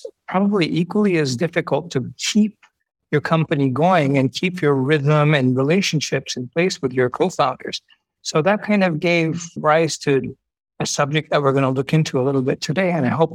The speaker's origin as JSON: {"language": "English", "country": "Japan", "tie": "born or raised there", "said": "I was born and raised in Japan."}